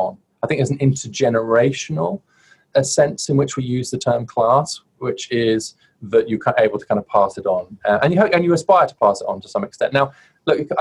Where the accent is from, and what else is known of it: United Kingdom; moved away as an adult; now in United States